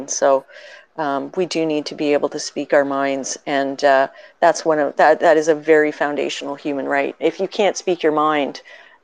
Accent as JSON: {"language": "English", "country": "Canada", "said": "as a Canadian"}